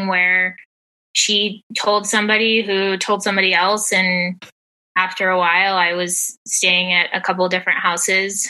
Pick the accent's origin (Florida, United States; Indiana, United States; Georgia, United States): Georgia, United States; also born or lived in North Texas; now in Texas, United States; I am originally from North Texas and lived there for a little over 7 years before moving to Georgia, and spent 15 years living in the metropolitan area before moving back to Texas, where I currently live